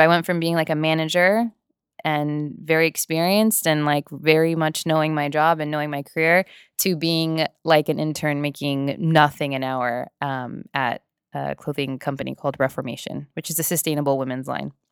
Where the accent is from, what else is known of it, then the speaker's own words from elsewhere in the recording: Whittier, California, United States; also born or lived in Norwalk, California; I live in Whittier, California. I've lived there my entire life.